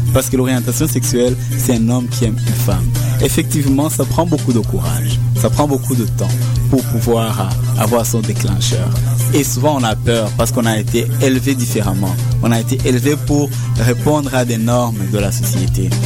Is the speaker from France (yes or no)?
no; Rwanda; moved away as an adult; now in Montreal, Canada; je suis originaire du Rwanda. Je suis élevé ici au Québec en 1998, donc ça fait 15 ans.